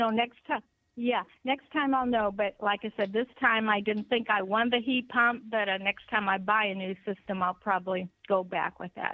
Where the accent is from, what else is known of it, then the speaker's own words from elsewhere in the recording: Illinois, United States; moved away; I'm from Illinois